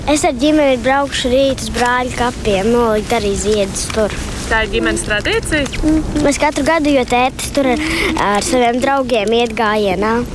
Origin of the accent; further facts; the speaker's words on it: Latvia; born there; Latvija ir mana dzimtene, es Latvijā esmu piedzimis, tā ir mana mīļa mīļākā valsts